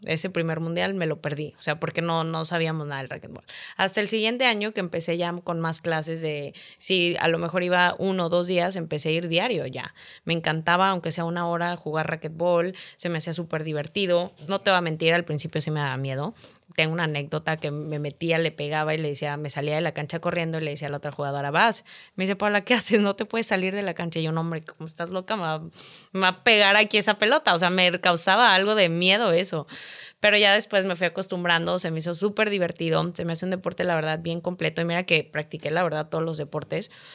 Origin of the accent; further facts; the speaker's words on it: San Luis Potosí, Mexico; moved away as an adult; also born or lived in United States; now in Monterrey, Mexico; yo soy de San Luis Potosí. Eh, terminé, pues, ahora sí que primaria, secundaria y prepa